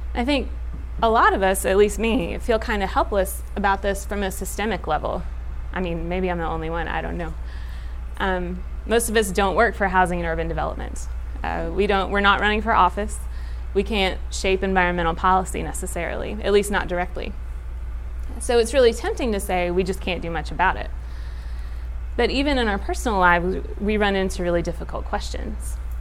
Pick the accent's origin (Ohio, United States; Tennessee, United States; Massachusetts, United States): Tennessee, United States; Knoxville; I grew up in Knoxville, which is in East Tennessee